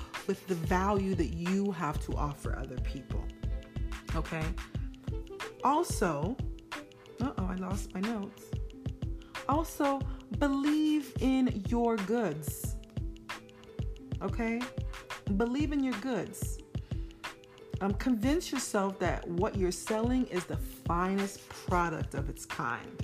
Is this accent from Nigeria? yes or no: yes; Nigeria; me being Nigerian